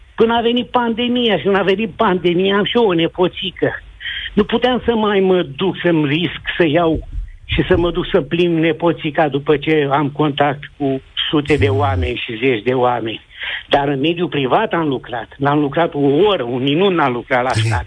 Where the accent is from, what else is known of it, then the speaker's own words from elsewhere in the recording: Moldavia, Romania; moved away; eu sunt român și am fugit din Moldova de foame în armată